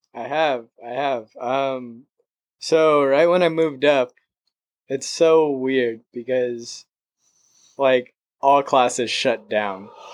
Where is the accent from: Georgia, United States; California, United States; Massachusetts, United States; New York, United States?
California, United States; San Diego; moved away as an adult; now in Los Angeles, United States; I was born and raised in San Diego.